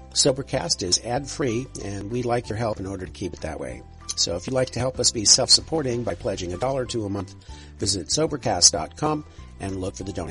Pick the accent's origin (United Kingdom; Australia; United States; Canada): Canada; And I love being Canadian. Like I honestly love being Canadian, and I love Toronto.